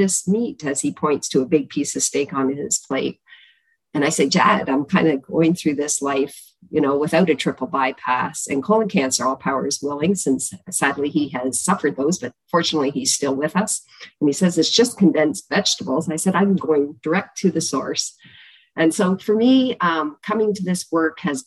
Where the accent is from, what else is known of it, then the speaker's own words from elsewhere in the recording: Chatham, Ontario, Canada; We are from Chatham, Ontario. I grew up in the southwest of Canada